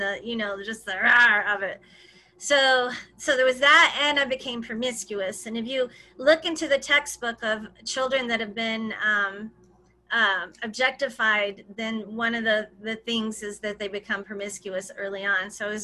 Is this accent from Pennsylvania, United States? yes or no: no; Arkansas, United States; I grew up in Arkansas, in a little bitty town, like 1500 people where I grew up.